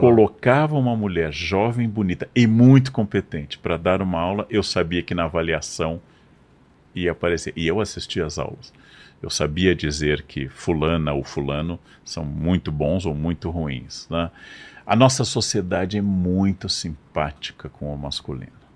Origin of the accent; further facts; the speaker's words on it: Brazil; eu sendo brasileiro